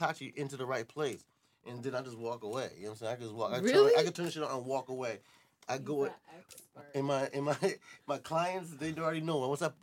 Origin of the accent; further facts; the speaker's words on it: New York City, New York, United States; moved away as an adult; now in the South, United States; I'm from Brooklyn